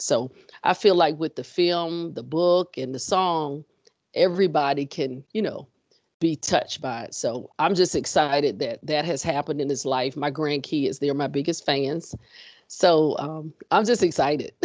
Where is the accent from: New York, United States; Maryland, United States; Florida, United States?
Florida, United States; also born or lived in Texas; now in Richmond, United States; I am originally from Florida, ended up in Texas, and transplanted in Richmond.